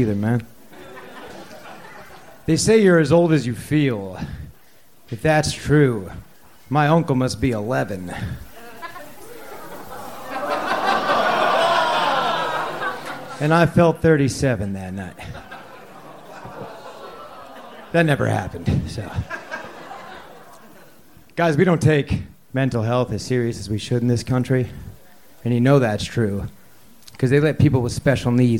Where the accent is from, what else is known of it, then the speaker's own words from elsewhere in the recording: Valencia, California, United States; moved away; also born or lived in Connecticut; I grew up in Valencia